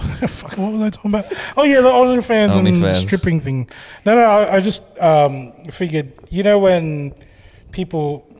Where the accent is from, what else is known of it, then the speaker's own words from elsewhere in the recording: Philippines; I'm thinking like, I want people to know I'm Filipino.